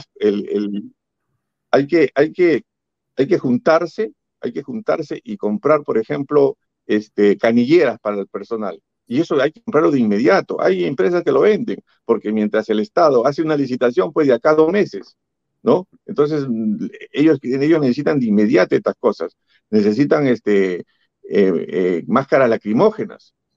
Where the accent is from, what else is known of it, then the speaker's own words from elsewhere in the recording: Peru; todos los peruanos que luchamos por la democracia